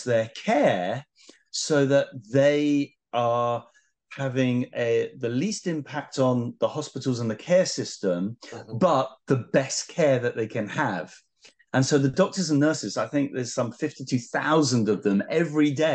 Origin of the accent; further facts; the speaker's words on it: United Kingdom; being British